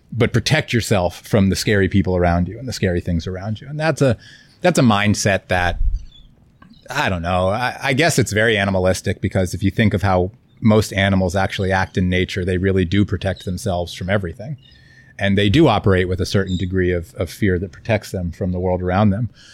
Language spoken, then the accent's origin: English; Florida, United States; moved away; also born or lived in Kauai; I grew up in Florida